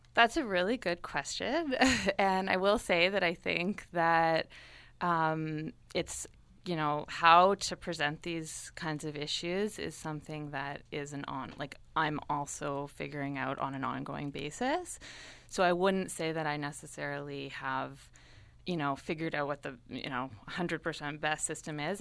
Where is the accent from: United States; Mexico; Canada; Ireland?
Canada; Toronto, Ontario; moved away as an adult; also born or lived in Montreal / Ottawa; now in Windsor, Canada; I'm from Toronto originally